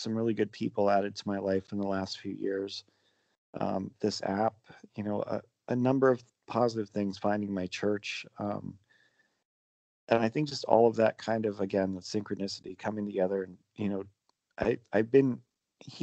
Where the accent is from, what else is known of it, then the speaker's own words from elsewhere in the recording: Pennsylvania, United States; I grew up in what in Pennsylvania they call a Pennsylvania Dutch family